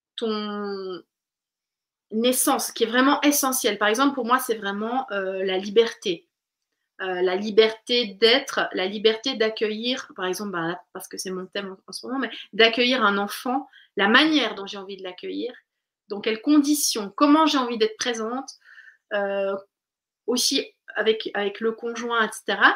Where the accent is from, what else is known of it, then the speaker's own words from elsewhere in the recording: Switzerland; now in France; je viens de Suisse